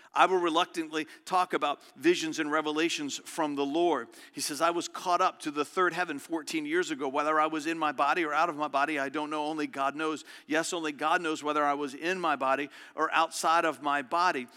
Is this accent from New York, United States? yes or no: no; Verona, Virginia, United States; It's a little community I grew up in just outside of Richmond